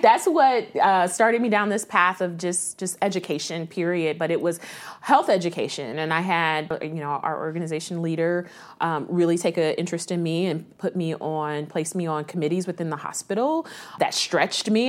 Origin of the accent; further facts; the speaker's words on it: Columbus, Ohio, United States; I'm from Columbus. Okay. Born and raised, I'm a Columbus City Schools graduate